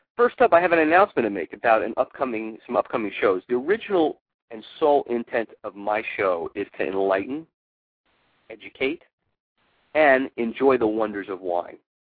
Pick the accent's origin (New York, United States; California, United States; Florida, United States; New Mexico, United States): New York, United States; New York City; New York City, uh, my hometown